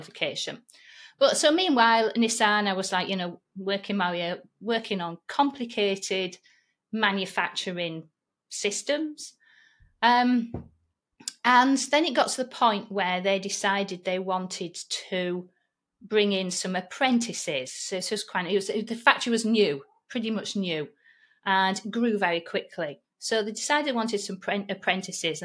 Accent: Yorkshire and the Humber, United Kingdom; accent: Yorkshire; my Yorkshire accent

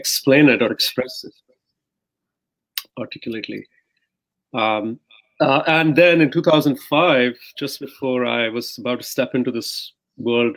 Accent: Mumbai, Maharashtra, India; so I grew up in India. I grew up in Mumbai

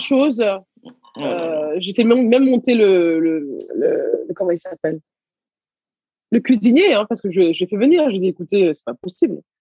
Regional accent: Garges-lès-Gonesse, Île-de-France, France; also born or lived in Senegal / Levallois-Perret; j'ai grandi à Gargé-Gonesse.

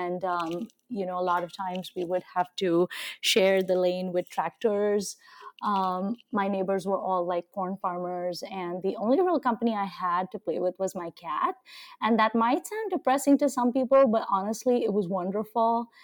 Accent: Nigeria; also born or lived in India; now in United States; Yeah, um, so I'm Indian and I've lived on several continents. I actually grew up in Nigeria, West Africa, in a very sort of rural setting. Um, but I then lived in India and I've lived in the US for almost 20 years now.

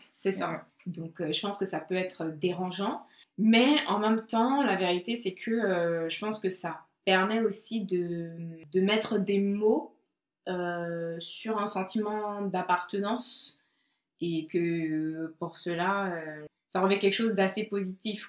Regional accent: Côte d’Ivoire; je suis née euh, en Côte d'Ivoire, j'ai grandi en Côte d'Ivoire

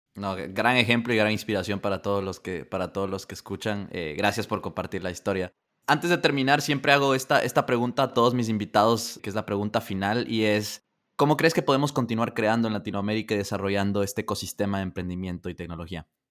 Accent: Ecuador; siendo ecuatoriano

